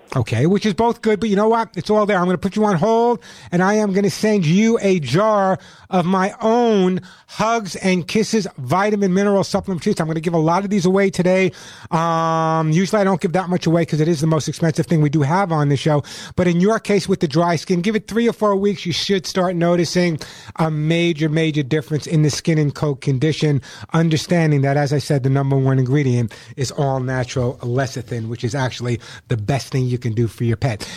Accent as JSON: {"language": "English", "region": "New York", "country": "United States", "said": "I'm from New York. Yo, I'm from New York."}